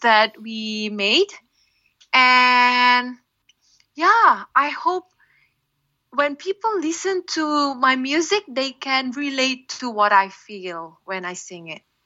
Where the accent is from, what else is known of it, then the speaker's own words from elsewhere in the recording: Sumatra, Indonesia; English is a second language; now in Jakarta, Indonesia; my favorite island would be Sumatra because that's my hometown